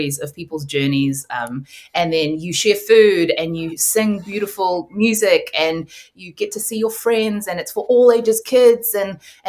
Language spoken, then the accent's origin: English; New Zealand; I grew up partly in the Korean Presbyterian church, partly in like a New Zealand Pākehā white Baptist church